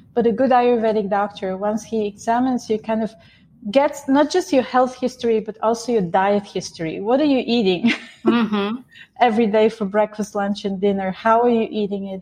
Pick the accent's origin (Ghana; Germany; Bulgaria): Bulgaria; moved away; I grew up in Bulgaria.